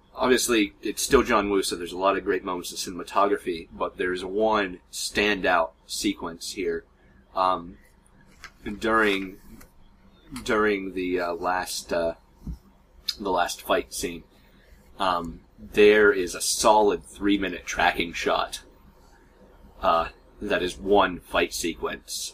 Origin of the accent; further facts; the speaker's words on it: United States; We're American